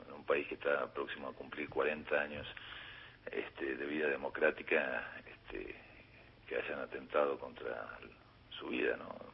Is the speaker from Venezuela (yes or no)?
no; Patagonia, Argentina; yo también soy patagónico